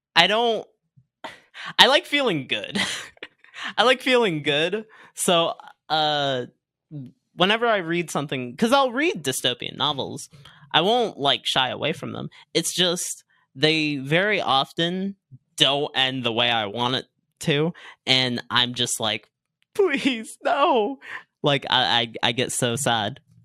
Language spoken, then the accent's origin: English; Virginia Beach, Virginia, United States; also born or lived in Norfolk, Virginia; Born in Norfolk. Raised in mainly Virginia Beach